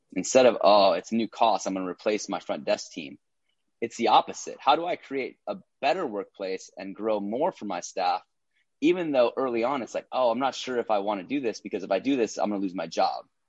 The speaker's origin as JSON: {"language": "English", "region": "Minnesota", "country": "United States", "tie": "born or raised there", "also_born_or_lived": "Iowa", "moved": "as an adult", "lives_now": "Los Angeles, United States", "said": "born and raised in Minnesota"}